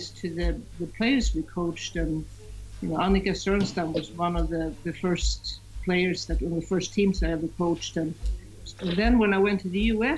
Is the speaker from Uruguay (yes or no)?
no; Sweden; I'm from Sweden